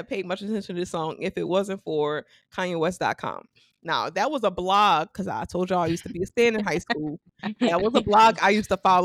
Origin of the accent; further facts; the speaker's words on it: Louisiana, United States; I'm from Louisiana